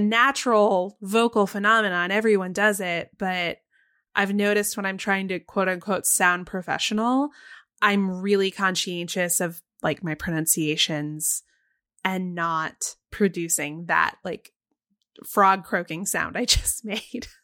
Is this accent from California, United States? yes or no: no; Texas, United States; growing up for me in Texas